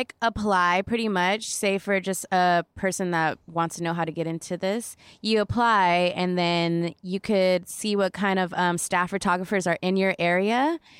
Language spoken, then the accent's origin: English; Orange County, California, United States; I'm from Orange County, California.